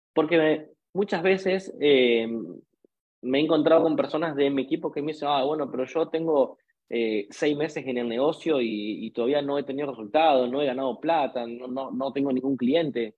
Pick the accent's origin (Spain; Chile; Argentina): Argentina; en mi país, en un país hiperdevaluado